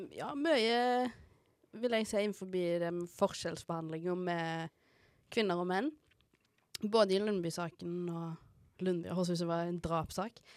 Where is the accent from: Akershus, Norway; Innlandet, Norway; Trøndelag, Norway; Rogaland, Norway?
Rogaland, Norway; Haugesund; Jeg er jo fra Haugesund